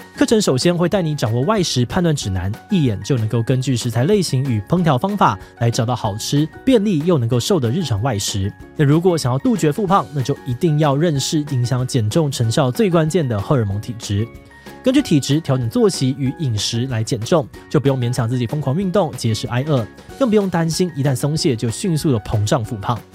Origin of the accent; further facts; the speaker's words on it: Taiwan; 毕竟目前的选举制度是我们台湾人数十年来不断修正的结果。